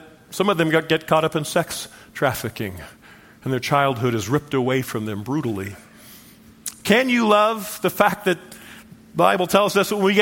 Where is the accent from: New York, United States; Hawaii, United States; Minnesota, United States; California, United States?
California, United States; Southern; I grew up in Southern California